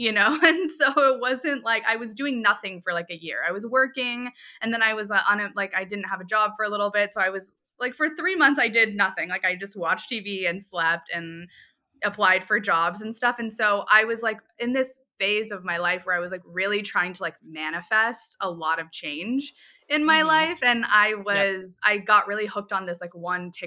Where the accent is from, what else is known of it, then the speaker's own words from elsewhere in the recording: Tampa, Florida, United States; also born or lived in New York; I grew up in Tampa